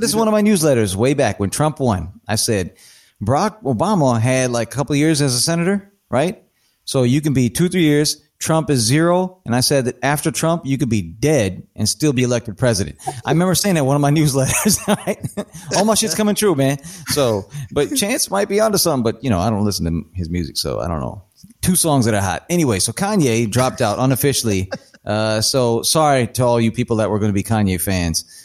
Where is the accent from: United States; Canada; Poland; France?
United States; Rockford, Illinois; we're from Rockford, Illinois, northwest of Chicago